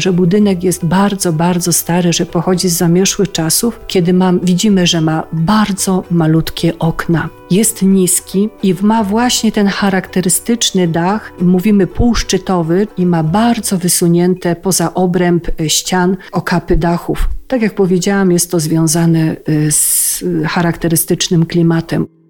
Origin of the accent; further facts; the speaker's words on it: Żywiec Beskids, Silesian Voivodeship, Poland; u nas w Beskidzie Żywieckim